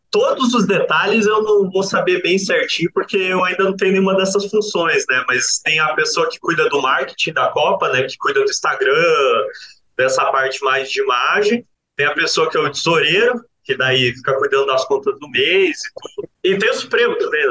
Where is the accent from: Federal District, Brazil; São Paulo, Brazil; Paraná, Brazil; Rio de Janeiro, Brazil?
Paraná, Brazil; Curitiba; moved away as an adult; now in Piracicaba, Brazil; Eu sou lá de Curitiba.